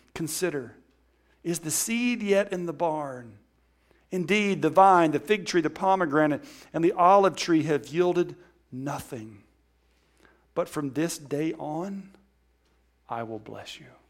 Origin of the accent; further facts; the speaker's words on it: Alabama, United States; I'm from Alabama